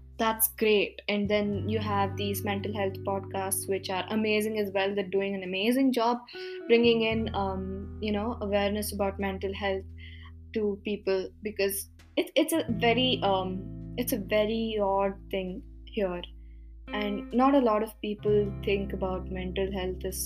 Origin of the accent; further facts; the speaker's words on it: India; accent: Indian; first language Kannada; English is a second language; my Indian accent came out